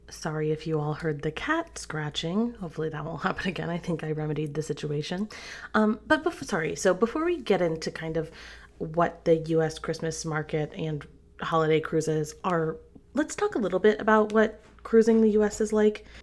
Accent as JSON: {"language": "English", "town": "Greensboro", "region": "North Carolina", "country": "United States", "tie": "born there", "said": "it might not sound like it, but I was born in Greensboro, North Carolina."}